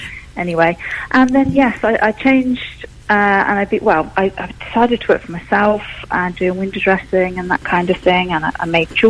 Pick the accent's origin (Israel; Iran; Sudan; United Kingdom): United Kingdom; Newark, East Midlands; I'm a Newark girl. I was born in Newark. I grew up in Newark